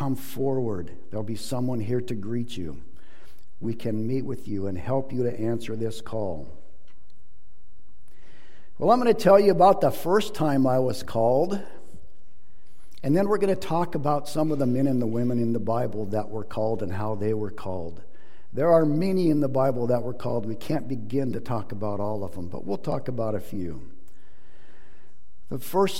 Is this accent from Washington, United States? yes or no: yes; Bellingham, Washington, United States; I'm from Bellingham, Washington, so the other side of the state.